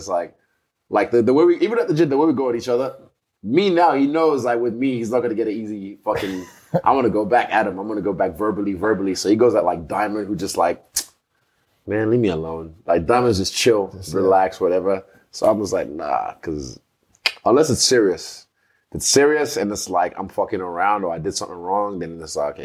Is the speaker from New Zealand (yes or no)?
no; Nigeria; growing up in Nigeria